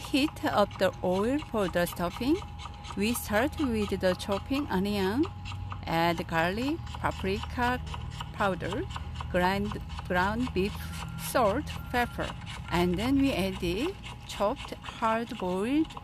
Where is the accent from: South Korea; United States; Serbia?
South Korea; moved away; I'm Korean.